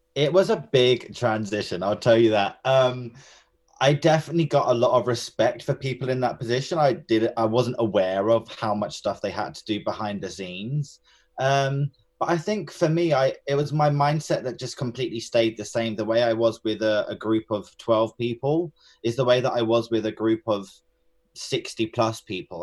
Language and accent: English; Enfield, London, United Kingdom; I was born and raised in Enfield, which is in North London.